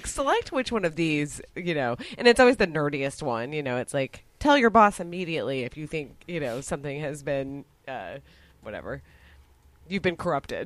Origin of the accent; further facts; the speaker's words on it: Dallas, Texas, United States; now in Austin, United States; I was exotic being from Texas